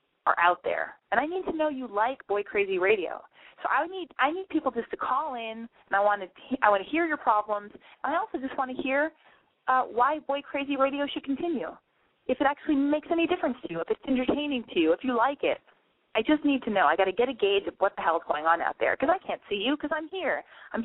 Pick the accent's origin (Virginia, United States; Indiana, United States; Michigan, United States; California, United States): California, United States; Los Angeles; Area code 323. That's my hometown